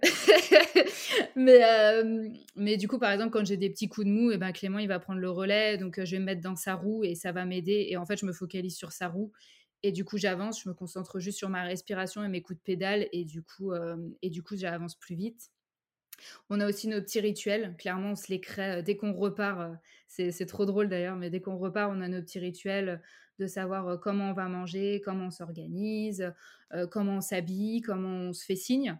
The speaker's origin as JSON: {"language": "French", "town": "Saint-Brieuc", "region": "Brittany", "country": "France", "also_born_or_lived": "Paris", "moved": "as an adult", "lives_now": "Cherbourg, France", "said": "Je suis bretonne de base. Euh, j'ai vécu à, Saint-Brieuc et ensuite je suis partie à Paris pour faire mes études."}